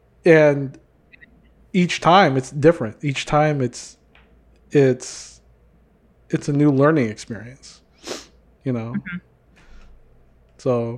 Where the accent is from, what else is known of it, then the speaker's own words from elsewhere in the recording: United States; every time I open up my mouth, they know I'm from the United States because of the accent's not there. or I have like broken freaking Bisaya or whatever.